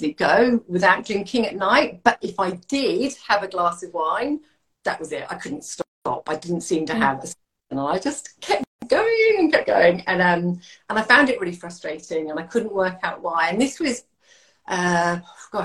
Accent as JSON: {"language": "English", "country": "United Kingdom", "moved": "as an adult", "lives_now": "Hervey Bay, Australia", "said": "I'm a Brit."}